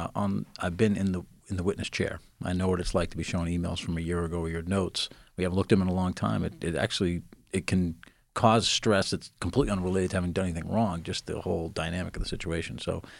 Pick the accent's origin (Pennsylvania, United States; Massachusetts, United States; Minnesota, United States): Massachusetts, United States; Boston; I was born and raised in the Boston area, and I practice a lot in Boston.